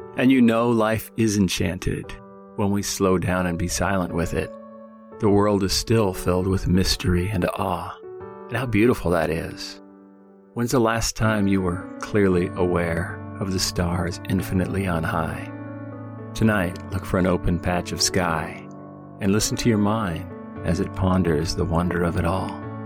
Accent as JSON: {"language": "English", "area": "the Northwest", "region": "Pacific Northwest", "country": "United States", "tie": "born or raised there", "said": "Growing up in the Northwest"}